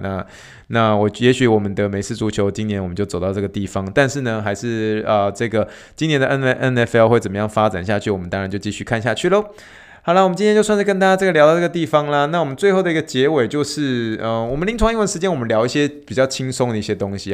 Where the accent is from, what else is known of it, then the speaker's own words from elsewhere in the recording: Taiwan; moved away; 我是来自台湾的